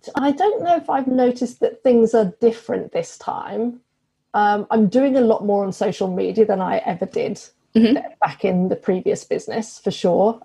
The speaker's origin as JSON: {"language": "English", "country": "United Kingdom", "moved": "as an adult", "lives_now": "Australia", "said": "I'm British, obviously. so, we came over to Australia in 2017"}